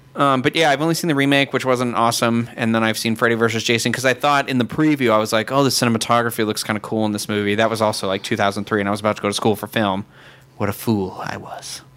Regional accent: Massachusetts, United States; moved away; I'm from Massachusetts

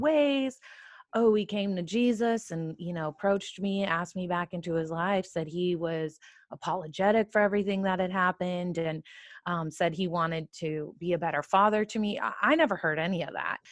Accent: California, United States; I'm from California

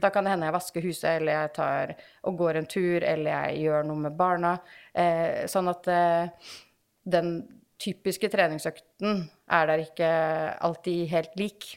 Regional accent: Kolbotn, Akershus, Norway; now in Åsgårdstrand, Norway; Som du sa, så bor jeg jo i Åsgårdstrand, eh, selv om jeg er fra Kolbotn

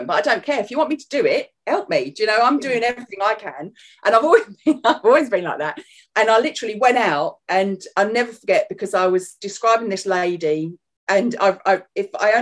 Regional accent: London, United Kingdom; obviously you can hear my accent. I am from North London, so that's where I was born, so I am a southern girl

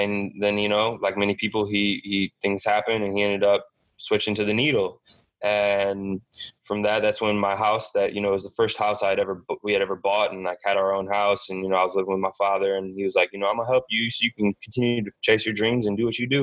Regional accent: St. Louis, Missouri, United States; I was born and raised in St. Louis

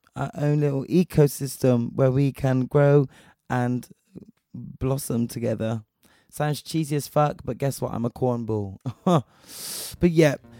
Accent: Spain; moved away; I was raised in Spain

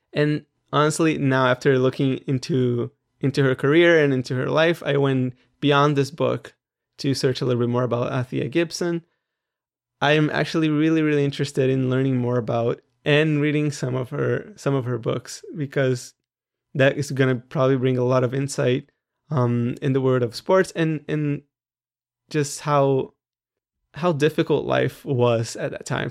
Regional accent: Brazil; I'm Brazilian

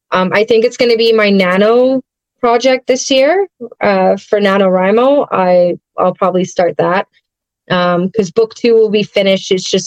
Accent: England, United Kingdom; Like I was born overseas, so I'm English. I don't have a accent anymore.

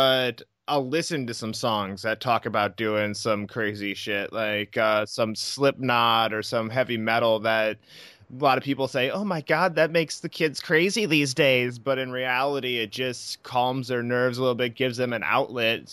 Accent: Iowa, United States; I'm actually from Iowa too.

